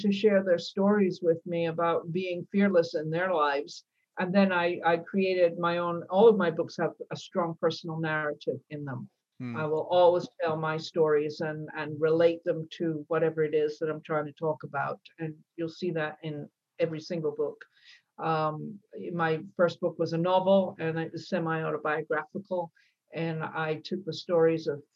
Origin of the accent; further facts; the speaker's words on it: Scotland, United Kingdom; moved away; I was born in Scotland and, you know, clearly have moved a long way from there over the years